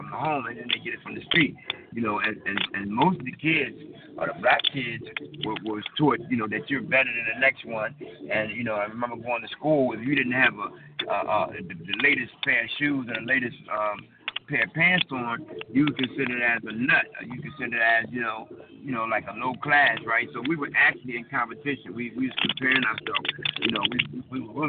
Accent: United States; as young black men, you know, growing up in America

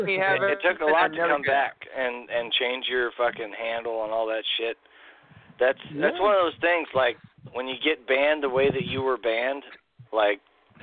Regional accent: Illinois, United States; moved away; Illinois, in my home state. Yeah, where I grew up.

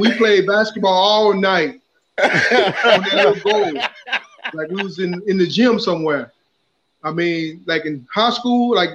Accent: Eagle Lake, Texas, United States; also born or lived in Houston, Texas; I started off playing Pop Warner in Houston.

